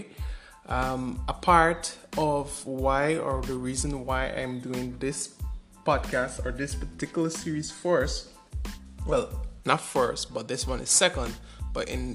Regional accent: Georgetown, Demerara-Mahaica, Guyana; I was born in Georgetown, Guyana

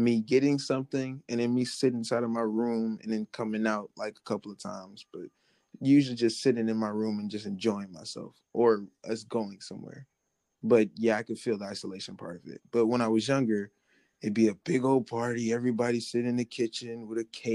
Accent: Alabama, United States; I'm from a state down south called Alabama

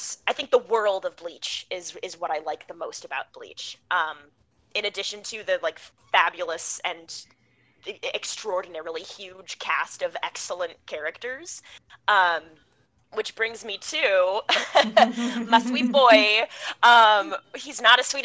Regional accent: Midwest, United States; now in New York City, United States; I'm American. I grew up in the Midwest, but I live in New York City now

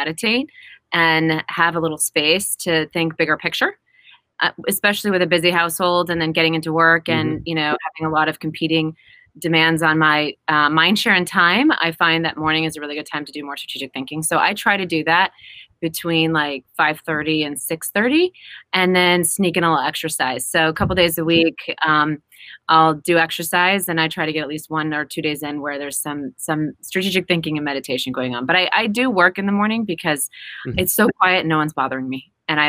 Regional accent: Midwest, United States; And being a Midwesterner and coming mm-hmm. from a pretty modest upbringing

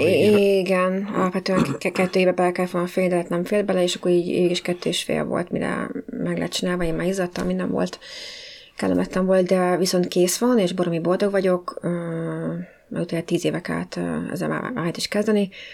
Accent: Budapest, Hungary; moved away; mindenketten ugye hát budapestiek vagyunk, és vannak olyan részei, amiket tényleg csak úgy mi ismerünk, hogy ahol felnőttünk.

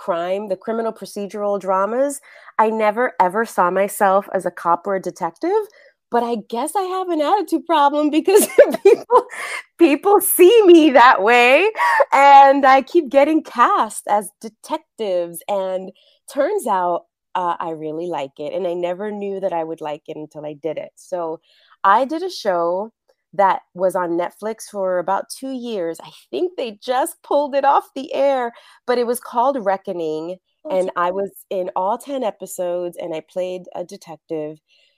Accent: New York, United States; now in Los Angeles, United States; I'm originally from New York, been living in LA a really long time.

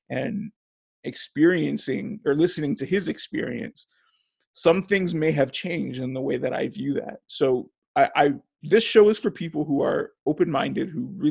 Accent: Hawthorne, California, United States; I was born and raised in Hawthorne, California

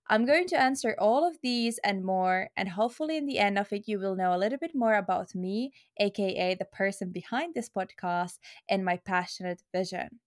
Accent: Finland; English is a second language; also born or lived in Luxembourg / Helsinki, Finland; I am 22 years old, and I'm originally from Finland, or I'm a holder of Finnish passport, but actually, I was born in Luxembourg and I lived there the seven first years of my life.

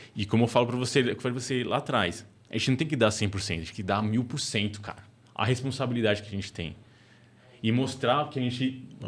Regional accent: São Paulo, Brazil; periferia de São Paulo, que era é um lugar mais pobre, e eu via uma oportunidade, cara, é onde eu cresci

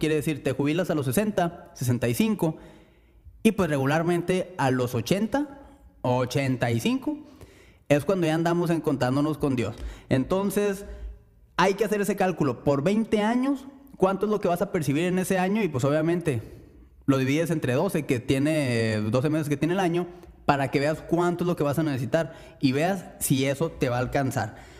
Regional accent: Mexico

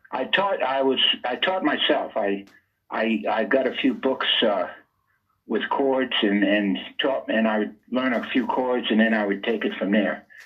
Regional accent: Rhode Island, United States; Well, Rhode Island is it's the you know it's the smallest state, and it's called the Ocean State too because uh, it's only 50 miles across

